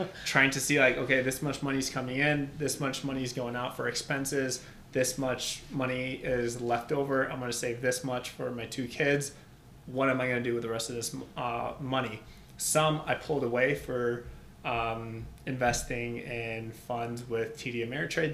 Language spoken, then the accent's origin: English; Albania; now in United States; I was actually born and raised in Albania. My family uh, immigrated to the U.S. when 1997